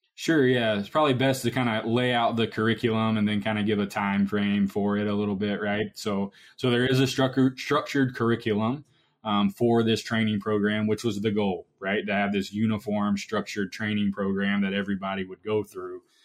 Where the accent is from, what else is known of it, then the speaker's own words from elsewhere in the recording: Georgia, United States; moved away as an adult; now in Iowa, United States; I'm originally from Georgia and now at Iowa State University